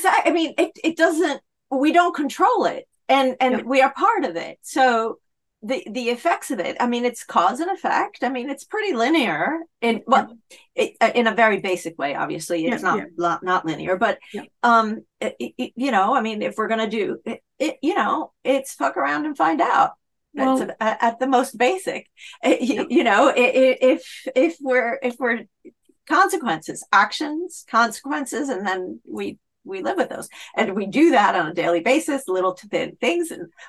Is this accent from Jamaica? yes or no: no; Italy; now in United Kingdom; I've been living in the UK for a very long time, a couple of decades, in fact. And I grew up in Italy as well.